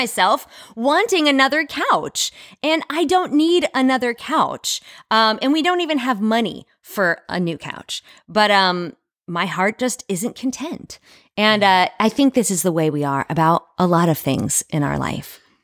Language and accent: English; United States; as an American